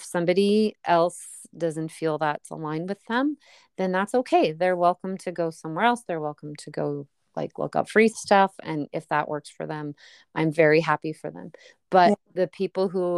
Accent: Canada; I'm Canadian

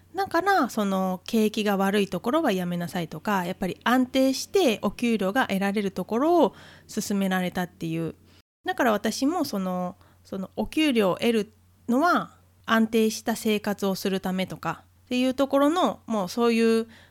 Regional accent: Japan; 日本という国に生まれ育って生活して

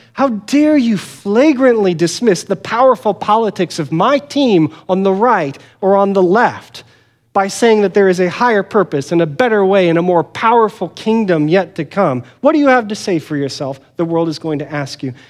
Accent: United States

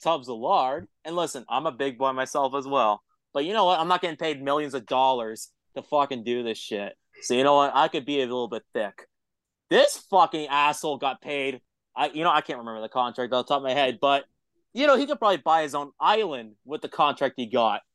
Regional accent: an hour away from Toronto, Ontario, Canada; moved away; I grew up in Canada. I'm Canadian

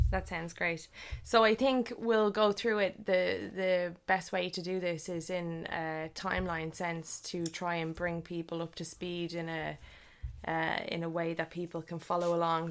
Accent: Leixlip, County Kildare, Ireland; our, uh, local area where we grew up in League Slip.

